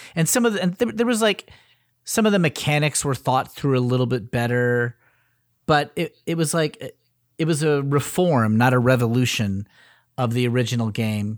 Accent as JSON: {"language": "English", "region": "Connecticut", "country": "United States", "tie": "born or raised there", "also_born_or_lived": "Cleveland, Ohio", "said": "I'm from Connecticut."}